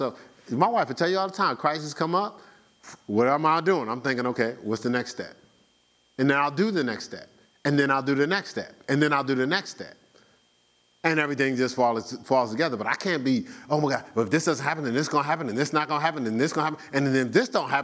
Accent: Newark, New Jersey, United States; moved away; growing up in Newark

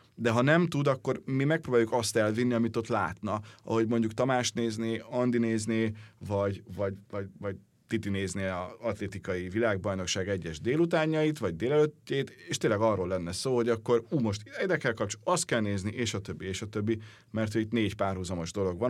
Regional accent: Hungary; mégiscsak magyarok vagyunk

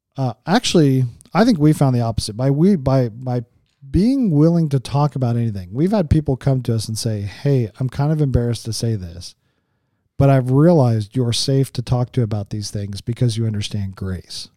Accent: Las Vegas, Nevada, United States; I'm from Vegas.

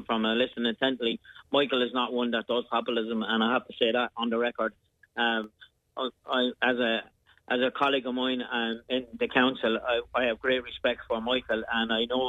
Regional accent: Carrick-on-Suir, Tipperary, Ireland; We Carrick and Shore, my hometown, had the lowest rate in the whole of Ireland

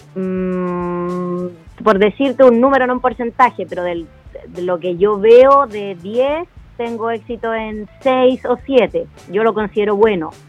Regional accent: Pirque, Santiago Metropolitan Region, Chile; yo vivía en el campo, yo, soy de Pirque, y mi mamá siempre me mandó fruta al colegio

